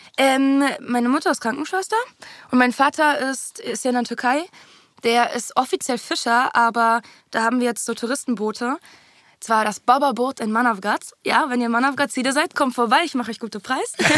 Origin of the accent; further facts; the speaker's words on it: Berlin, Germany; first language German; Haus da in dieser Siedlung am Tempelhofer Feld. Siedlung. Genau, und da bin ich halt aufgewachsen